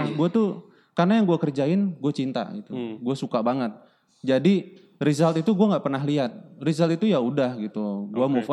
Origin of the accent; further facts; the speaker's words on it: Indonesia; apalagi Indonesia gitu kan uh, lu punya posisi sedangkan posisi yang se level sama lu tuh orang European semua yeah.